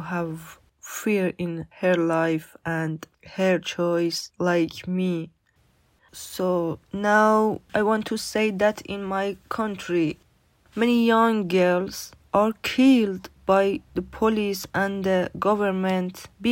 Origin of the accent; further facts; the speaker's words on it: Iran; English is a second language; moved away as an adult; now in Newcastle, United Kingdom; I'm from Iran.